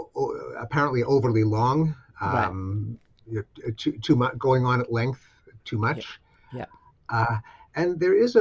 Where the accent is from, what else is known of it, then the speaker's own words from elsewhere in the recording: Canada; something I'm familiar with as a Canadian